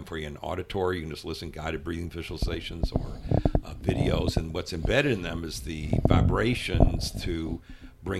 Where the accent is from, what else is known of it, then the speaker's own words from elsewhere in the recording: Louisville, Kentucky, United States; moved away; my life growing up in Louisville, Kentucky